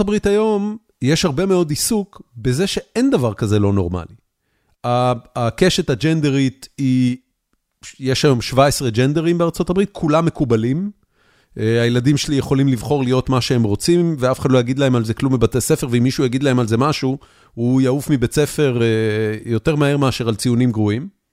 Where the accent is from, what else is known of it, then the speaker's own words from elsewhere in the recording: Israel; moved away as an adult; now in Texas, United States; כשאני גדלתי בארץ